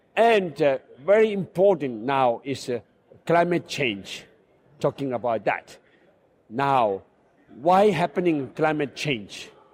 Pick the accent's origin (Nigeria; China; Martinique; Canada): China; Tibet; also born or lived in India; now in Barcelona, Spain; I was born in Tibet then India, and now I live in Barcelona